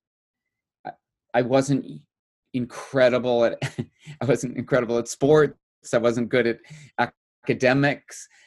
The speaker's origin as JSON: {"language": "English", "region": "New Jersey", "country": "United States", "tie": "born or raised there", "also_born_or_lived": "New York City", "moved": "as an adult", "said": "New Jersey. I grew up in New Jersey"}